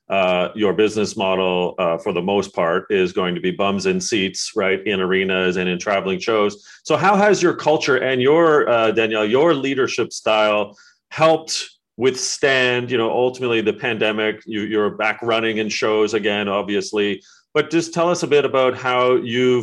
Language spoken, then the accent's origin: English; Canada; also born or lived in Montreal; As a Canadian, as someone who has married a French Canadian, as someone who has spent 5 years in Montreal